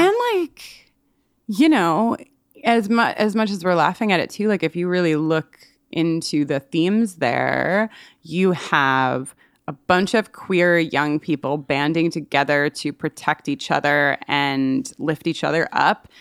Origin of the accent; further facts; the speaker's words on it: Long Island, New York, United States; I'm from Long Island. All my, a lot of my family's from Long Island